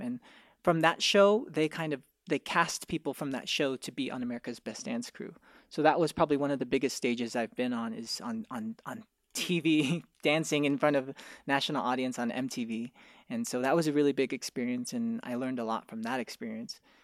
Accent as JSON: {"language": "English", "town": "Irvine", "region": "California", "country": "United States", "said": "I'm from Orange County, I'm from Irvine"}